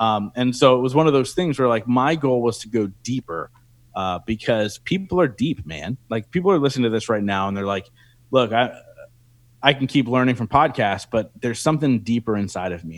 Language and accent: English; Reading, Pennsylvania, United States; here in my hometown in Reading, Pennsylvania